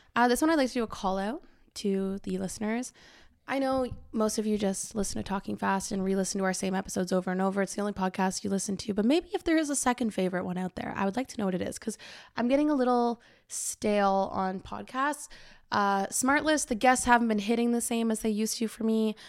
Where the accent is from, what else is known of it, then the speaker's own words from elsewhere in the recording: Cobourg, Ontario, Canada; now in Toronto, Canada; I went back to my hometown